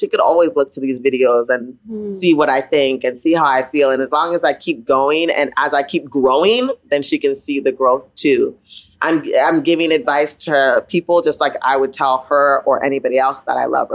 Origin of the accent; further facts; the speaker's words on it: Ottawa, Ontario, Canada; I grew up in Ottawa, right? Ottawa, like I said, like late 80s, early 90s.